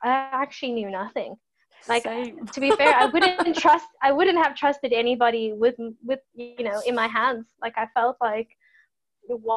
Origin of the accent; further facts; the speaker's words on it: South Africa; moved away as an adult; now in Ireland; went back to South Africa